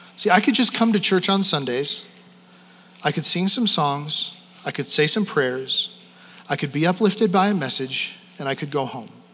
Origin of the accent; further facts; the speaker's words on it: Wyoming, United States; moved away as an adult; also born or lived in Canada; I'm from Wyoming.